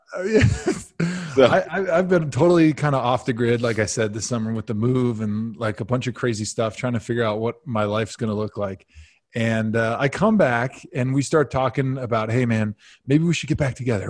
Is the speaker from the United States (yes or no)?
yes; outside of Milwaukee, Wisconsin, United States; moved away as an adult; also born or lived in Madison, Wisconsin / Cleveland, Ohio; I grew up outside of Milwaukee.